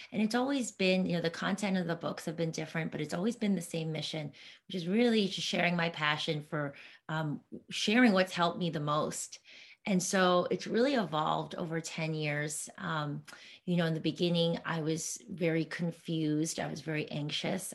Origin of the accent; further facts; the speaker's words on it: East Coast, United States; moved away; also born or lived in New York City; I'm from the East Coast, so I had a lot of family over there